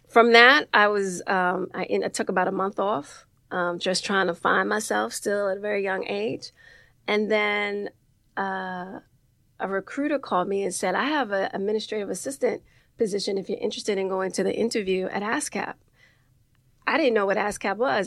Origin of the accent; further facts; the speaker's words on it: New York City, New York, United States; also born or lived in Harlem; I grew up in the Bronx, um, Soundview projects.